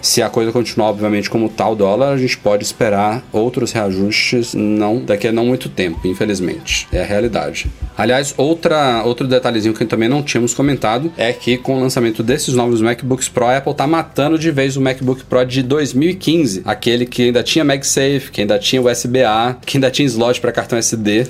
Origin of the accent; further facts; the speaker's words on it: Salvador, Bahia, Brazil; also born or lived in São Paulo; minha terrinha aqui, em Salvador, minha outra terra natal, São Paulo